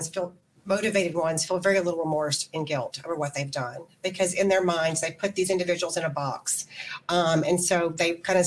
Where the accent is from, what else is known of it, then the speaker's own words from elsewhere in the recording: Alabama, United States; I grew up in Alabama